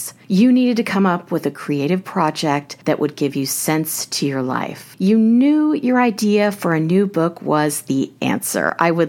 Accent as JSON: {"language": "English", "town": "Prairie Village", "region": "Kansas", "country": "United States", "tie": "born or raised there", "moved": "yes", "lives_now": "New York City, United States", "said": "I grew up in Kansas. It was called Prairie Village, Kansas, to be exact. And I live in New York City now"}